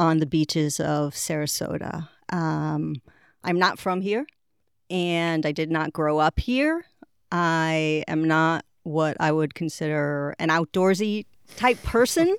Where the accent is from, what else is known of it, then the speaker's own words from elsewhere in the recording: Israel; moved away as an adult; also born or lived in Boston, Massachusetts, United States / England / Puerto Rico; now in Florida, United States; I grew up in Boston until the age of six. When I was six, my family moved to Israel, and I was there until the age of twenty-two. So, really, you know, most of my growing up was done in Israel.